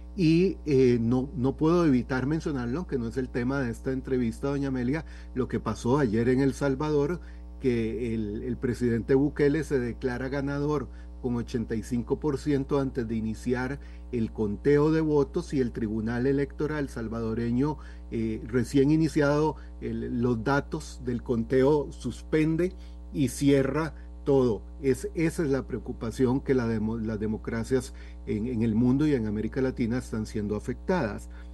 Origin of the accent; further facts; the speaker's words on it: Costa Rica; also born or lived in San Rafael de Heredia; como costarricenses